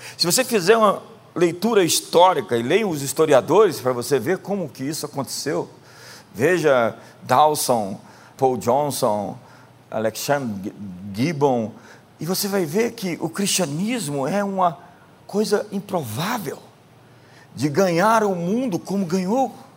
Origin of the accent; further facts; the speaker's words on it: Brazil; nós somos brasileiros